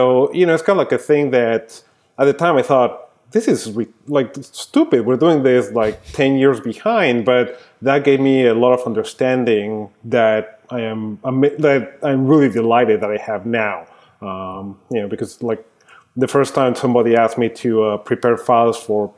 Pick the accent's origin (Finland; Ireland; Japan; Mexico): Mexico; Mexico City; moved away as an adult; also born or lived in New York; now in Austin, United States; I grew up in Mexico City. So I was there until I finished college, which was 1999